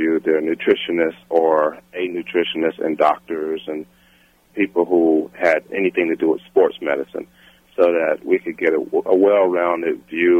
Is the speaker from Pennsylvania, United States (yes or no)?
no; Dayton, Ohio, United States; I grew up in Dayton, Ohio.